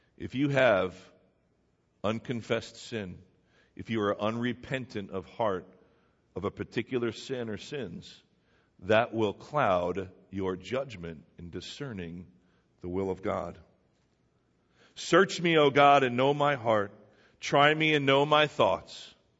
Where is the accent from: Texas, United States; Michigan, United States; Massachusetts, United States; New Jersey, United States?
New Jersey, United States; I was born here in New Jersey